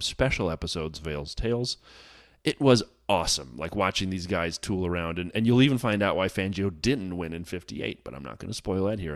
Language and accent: English; United States; as an American here